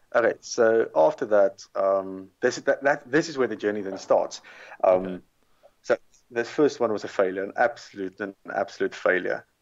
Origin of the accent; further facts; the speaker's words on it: South Africa; moved away; originally I'm from South Africa